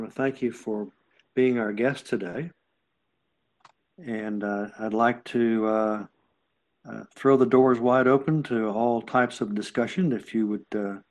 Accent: Nashville, Tennessee, United States; born there; also born or lived in Oklahoma City / Dallas; I was born in Nashville. We moved from Nashville to Oklahoma City to Dallas.

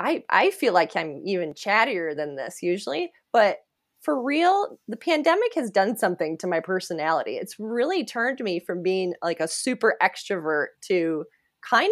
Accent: United States; When we would say we were from, you know, from here

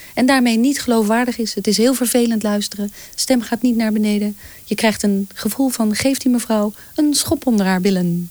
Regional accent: North Brabant, Netherlands; accent: Brabants; moved away; also born or lived in Twente; in Brabant, waar ik vandaan kom

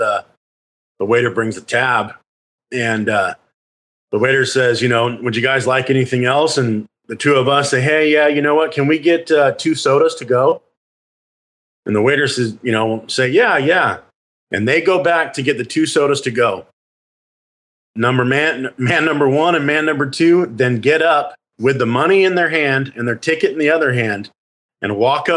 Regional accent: Phoenix, Arizona, United States; we grew up in Phoenix, which was the fifth largest metropolitan area at the time

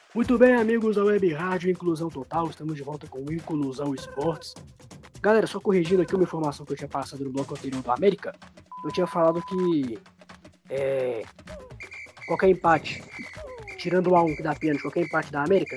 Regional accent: Minas Gerais, Brazil; nós somos de Minas Gerais, somos muito futebol mineiro

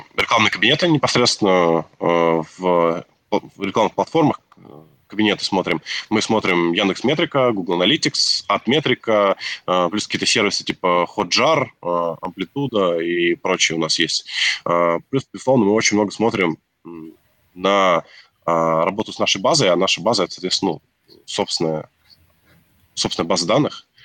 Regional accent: Nizhny Novgorod, Nizhny Novgorod Oblast, Russia; мы сами из регионов, вот там Сергей из Архангельска, я из Нижнего Новгорода

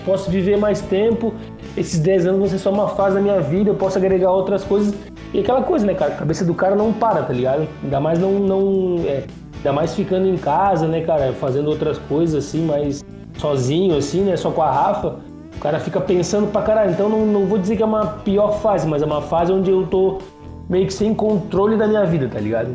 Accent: Porto Alegre, Rio Grande do Sul, Brazil; quando eu era criança, em Porto Alegre, cara, eu estudava em colégio público

